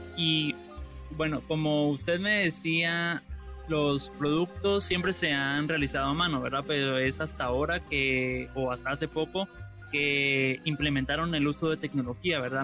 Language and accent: Spanish; Guatemala; nosotros como guatemaltecos